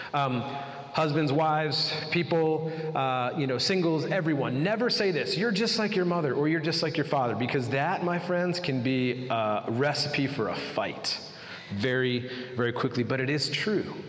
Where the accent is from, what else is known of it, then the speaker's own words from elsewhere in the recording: United States; as Americans, we really wrestle with busyness